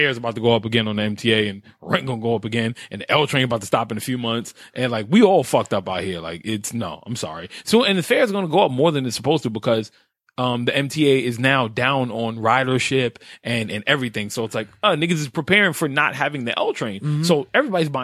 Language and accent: English; New York, United States; born and raised in New York, I am